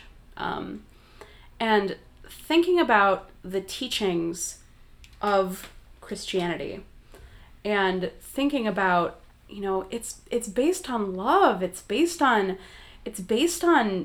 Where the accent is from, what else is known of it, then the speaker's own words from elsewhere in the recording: Wisconsin, United States; I'm from Wisconsin